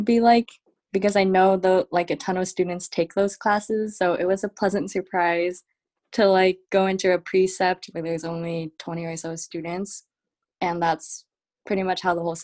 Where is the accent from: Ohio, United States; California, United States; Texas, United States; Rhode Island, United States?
Ohio, United States; Cleveland; I am from Cleveland, Ohio